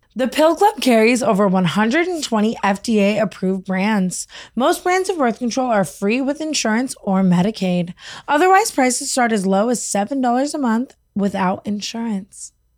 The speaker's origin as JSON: {"language": "English", "town": "Las Vegas", "region": "Nevada", "country": "United States", "tie": "born or raised there", "said": "I grew up in Vegas"}